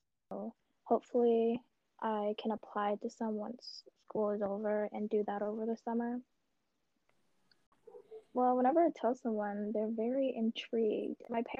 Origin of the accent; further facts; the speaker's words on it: New York City, New York, United States; I'm from Brooklyn, New York. I go to SUNY Old Westbury College.